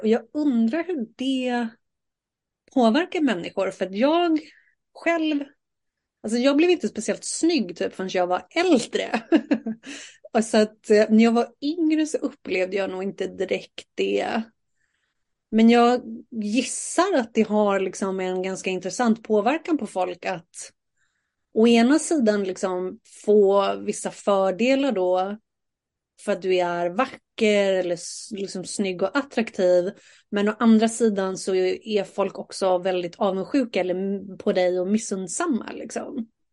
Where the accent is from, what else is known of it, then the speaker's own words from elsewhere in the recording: Saltsjöbaden, Stockholm County, Sweden; jag är ju uppvuxen i Saltis